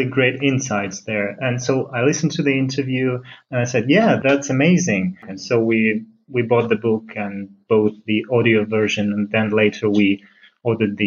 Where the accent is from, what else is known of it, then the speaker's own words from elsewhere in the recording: Russia; moved away as an adult; also born or lived in St. Petersburg, Russia; now in Finland; We live in Finland, and actually we come from Russia, but we moved to Finland about 5 years ago. We used to live in St. Petersburg